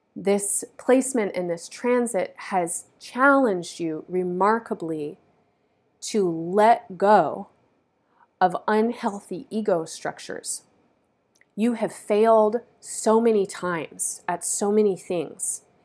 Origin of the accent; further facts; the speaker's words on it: United States; the so-called United States, which is a place where I grew up